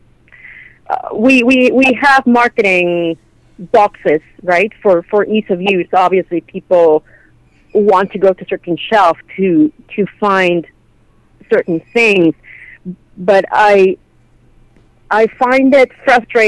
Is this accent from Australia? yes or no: no; Mexico; moved away as an adult; now in Canada; I'm Mexican, right? And I grew up in Mexico. I didn't move to Canada until I was an adult